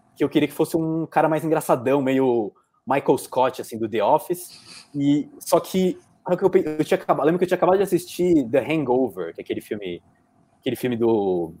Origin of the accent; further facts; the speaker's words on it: Brazil; como brasileiros, que nós somos brasileiros